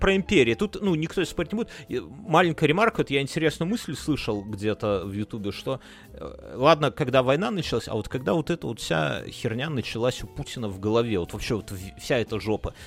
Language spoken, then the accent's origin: Russian; Belarus; now in Lithuania; мы все белорусы